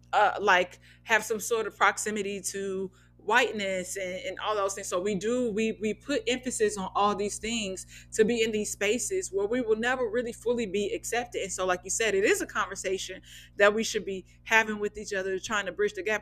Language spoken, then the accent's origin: English; Midwest, United States; now in Los Angeles, United States; I'm from the Midwest, so it's not always just this flat, dry, monotone thing